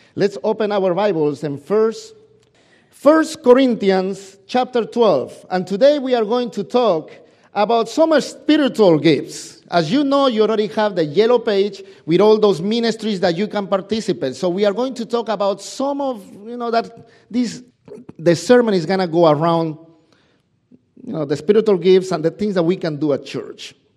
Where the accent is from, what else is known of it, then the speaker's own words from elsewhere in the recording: Peru; English is a second language; moved away; my English is not as as extensive as you probably know because, y, you know, I'm from Peru